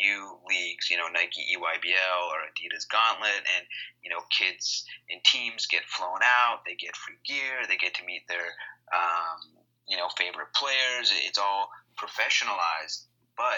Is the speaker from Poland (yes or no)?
no; Canada; in our country, in Canada